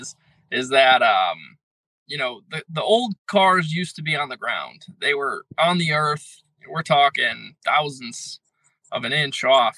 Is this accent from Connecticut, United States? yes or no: yes; Connecticut, United States; I'm from Connecticut